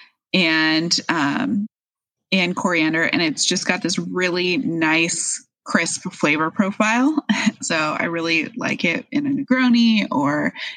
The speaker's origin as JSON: {"language": "English", "town": "Edgewood", "region": "Washington", "country": "United States", "tie": "born or raised there", "also_born_or_lived": "Park City, Utah / Fox Island, Washington", "said": "I grew up in Edgewood, which is North Puyallup"}